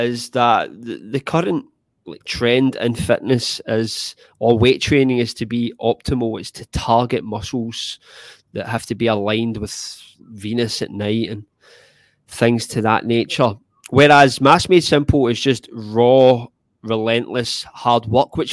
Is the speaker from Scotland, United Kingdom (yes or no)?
yes; Scotland, United Kingdom; I'm Scottish